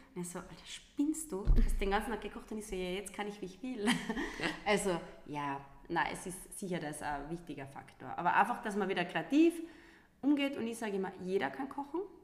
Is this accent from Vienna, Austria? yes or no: no; Lungau, Salzburg, Austria; now in Carinthia, Austria; ich bin eine gebürtige Lungauerin